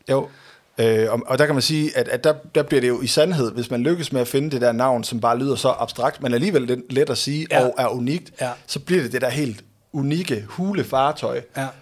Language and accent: Danish; Aalborg, North Denmark Region, Denmark; jeg kommer fra Aalborg.